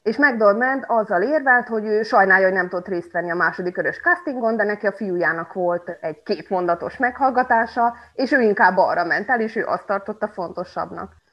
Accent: Subotica, Vojvodina, Serbia; moved away as an adult; now in Kanjiža, Serbia; Magyar Kanizsán élek már tíz éve, de eredetileg egyébként szabadkai vagyok

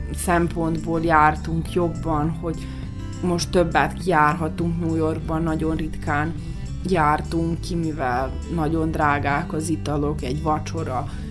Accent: Serbia; moved away; Szerbiából jövünk

